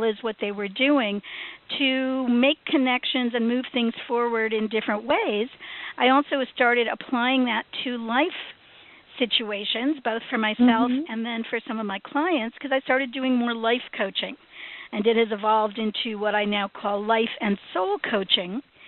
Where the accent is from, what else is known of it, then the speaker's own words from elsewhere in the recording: Chicago, Illinois, United States; moved away as an adult; now in Hollywood, United States; when I came out to Hollywood from Chicago in my early 20s, I ended up working in film production